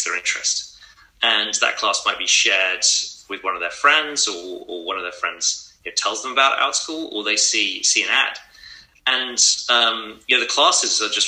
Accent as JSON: {"language": "English", "region": "England", "country": "United Kingdom", "tie": "born or raised there", "moved": "yes", "said": "So I grew up in England and went to a really fantastic school"}